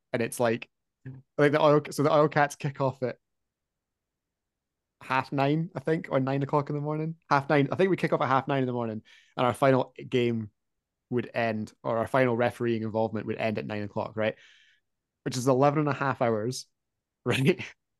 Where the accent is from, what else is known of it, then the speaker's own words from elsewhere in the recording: Dunfermline, Scotland, United Kingdom; I come from Dunfermline